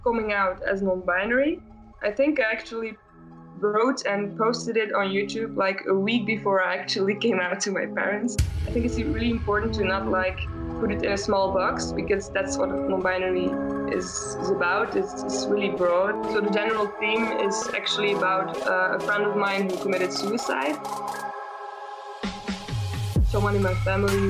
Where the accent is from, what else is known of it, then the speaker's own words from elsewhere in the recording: Belgium; Here in Ghent, it's in Belgium. I'm from Belgium.